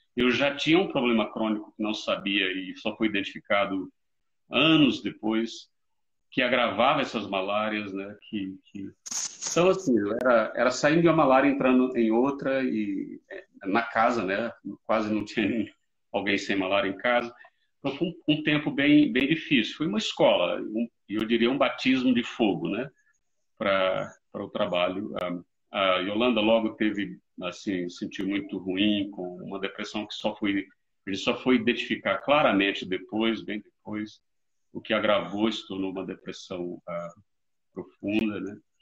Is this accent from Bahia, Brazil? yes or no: yes; Mairi, Bahia, Brazil; moved away as an adult; now in South Africa; eu sou natural de Mairi, interior da Bahia, minha querida terra